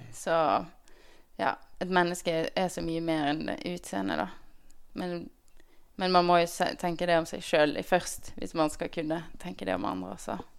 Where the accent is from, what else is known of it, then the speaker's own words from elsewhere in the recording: Bergen, Vestland, Norway; jeg er født og oppvokst i Bergen